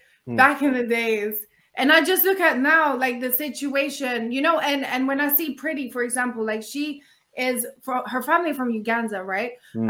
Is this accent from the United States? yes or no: no; London, United Kingdom; It's crazy how when I was growing up in London, it was all about like Caribbean, like Jamaica was like the in place.